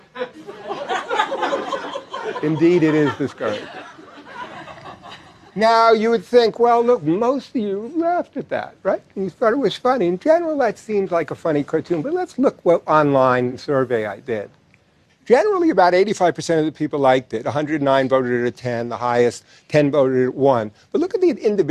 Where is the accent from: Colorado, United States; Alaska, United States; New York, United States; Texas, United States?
New York, United States; I'm from New York